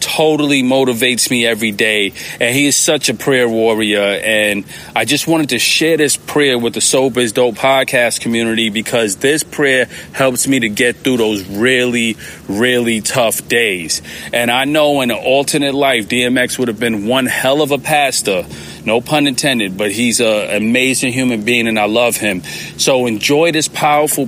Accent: New York, United States; I'm a New Yorker

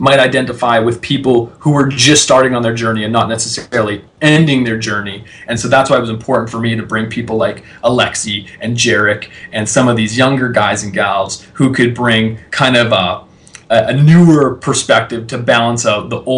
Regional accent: Canada; I'm a kid from Canada

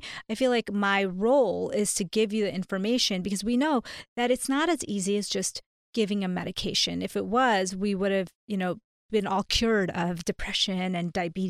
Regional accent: India; now in United States; So, long story short, I am an Indian, a South Asian immigrant to the U.S. And so we started out at this very low place

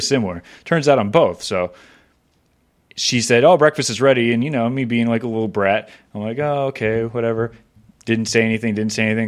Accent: Florida, United States; I grew up in Florida

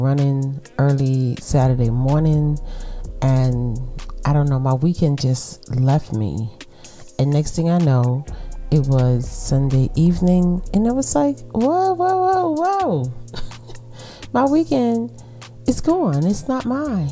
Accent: New York City, New York, United States; accent: Brooklyn; my Brooklyn accent

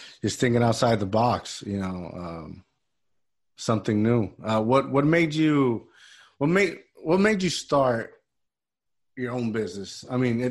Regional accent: Puerto Rico; moved away; where I grew up in Puerto Rico, they used to hire us, you know, like teenagers

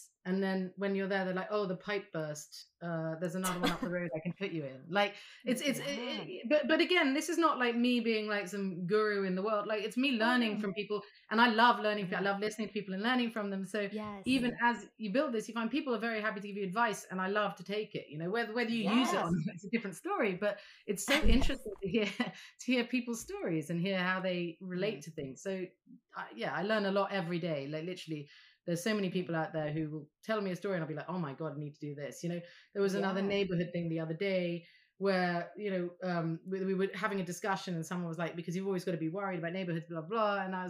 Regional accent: Saudi Arabia; also born or lived in Vanuatu; I grew up in Saudi Arabia, but we moved to the South Pacific and lived in an island called Vanuatu.

